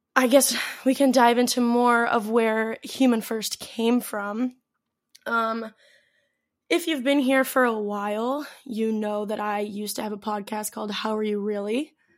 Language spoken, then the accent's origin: English; St. Louis, Missouri, United States; moved away as an adult; also born or lived in Athens, Greece / Mykonos, Greece; now in Greece; I am from Saint Louis